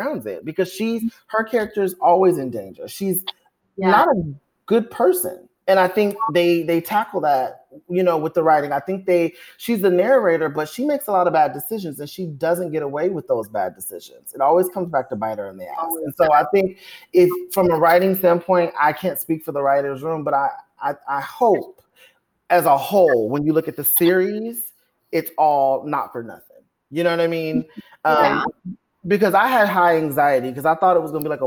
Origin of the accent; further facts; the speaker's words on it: Compton, California, United States; I am from Compton, California.